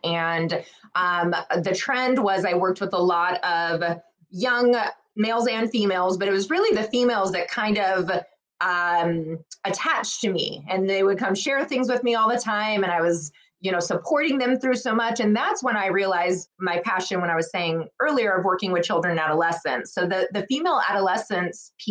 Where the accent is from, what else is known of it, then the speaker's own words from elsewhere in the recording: Southern California, United States; moved away as an adult; now in Arizona, United States; I'm from California. I grew up in Southern California